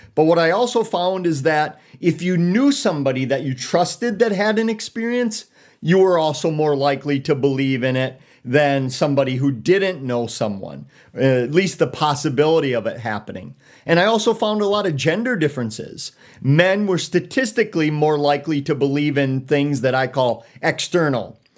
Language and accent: English; Eau Claire, Wisconsin, United States; also born or lived in Elmwood, Wisconsin; from, born and raised in Eau Claire, a sawdust city